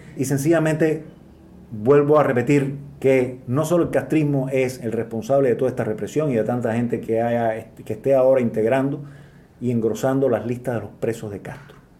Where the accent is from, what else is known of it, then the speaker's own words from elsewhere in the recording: Cuba; las personas que nos oponemos al Partido Comunista de Cuba